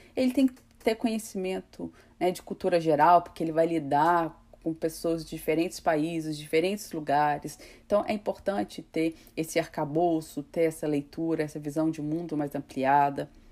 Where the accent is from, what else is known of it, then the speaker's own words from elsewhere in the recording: Brazil; é um pouco da nossa cultura, né, enquanto brasileiros